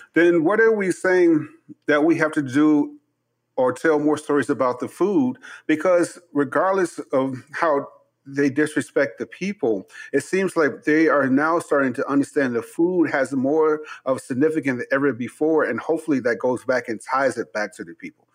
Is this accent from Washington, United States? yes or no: no; Chicago, Illinois, United States; I'm from Chicago.